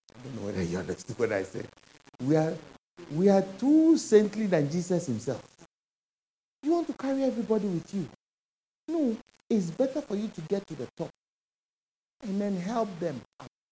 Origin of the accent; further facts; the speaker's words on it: Ghana; moved away as an adult; When I moved from Ghana here